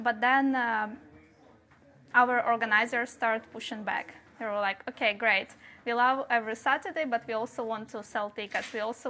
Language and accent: English; Ukraine; I'm Ukrainian.